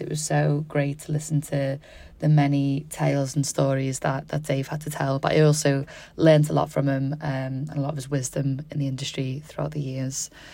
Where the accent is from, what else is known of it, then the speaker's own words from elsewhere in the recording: Liverpool, North West England, United Kingdom; Being a fellow scouser myself